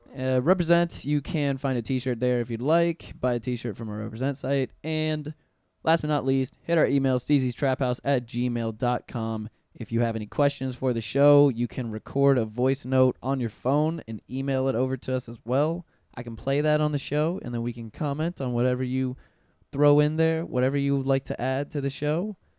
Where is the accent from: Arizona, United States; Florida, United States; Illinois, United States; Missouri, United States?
Florida, United States; Pensacola; moved away as an adult; now in Orlando, United States; growing up in Pensacola